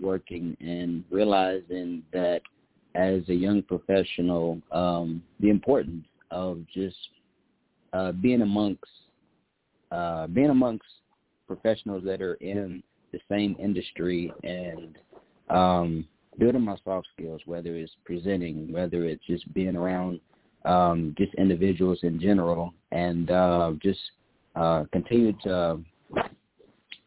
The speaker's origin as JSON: {"language": "English", "region": "Midwest", "country": "United States", "tie": "born or raised there", "also_born_or_lived": "Oklahoma", "moved": "yes", "lives_now": "Houston, United States", "said": "I'm originally from the Midwest. Grew up in a single-parent home"}